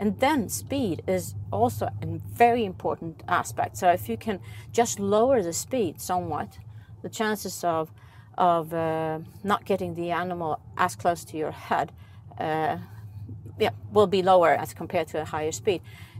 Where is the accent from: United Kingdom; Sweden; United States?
Sweden; English is a second language; I'm from Sweden